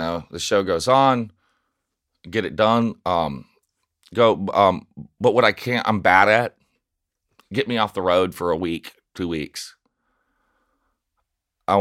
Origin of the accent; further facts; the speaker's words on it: Nashville, Tennessee, United States; moved away; I grew up in South Nashville